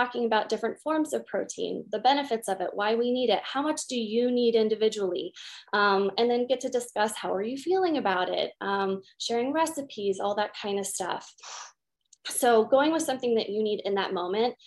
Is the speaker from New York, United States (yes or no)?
no; Utah, United States; I'm from Utah